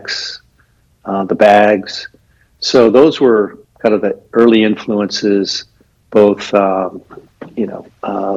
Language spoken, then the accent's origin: English; Anaheim, California, United States; now in Los Angeles, United States; I grew up in in Anaheim, and then to go to school, I went to Los Angeles at UCLA